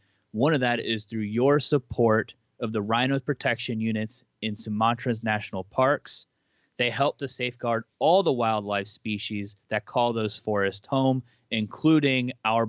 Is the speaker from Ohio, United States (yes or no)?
yes; Cincinnati, Ohio, United States; now in Philadelphia, United States; So I live in Philadelphia. I do not live in Cincinnati. I'm from Cincinnati originally.